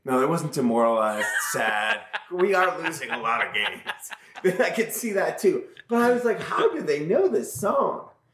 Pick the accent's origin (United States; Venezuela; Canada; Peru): United States; Albany, New York; I'm from Albany